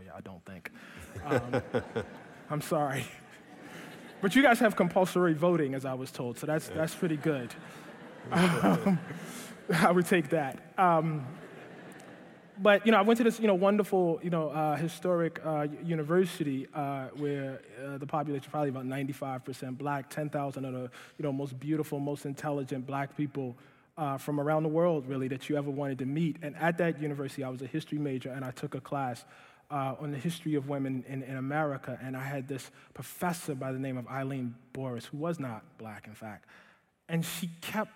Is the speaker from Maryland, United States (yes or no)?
yes; Baltimore, Maryland, United States; moved away; kicked out of a magnet school in my hometown of Baltimore